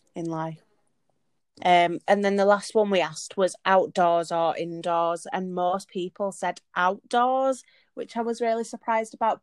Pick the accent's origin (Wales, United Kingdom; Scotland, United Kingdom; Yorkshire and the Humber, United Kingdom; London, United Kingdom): Yorkshire and the Humber, United Kingdom; Leeds; now in Liverpool, United Kingdom; I am originally from Leeds but moved to Liverpool.